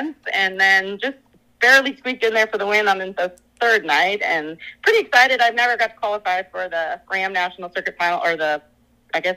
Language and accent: English; Minnesota, United States; I grew up in Minnesota